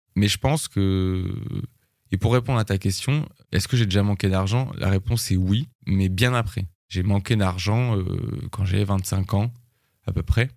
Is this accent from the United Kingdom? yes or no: no; France; je suis français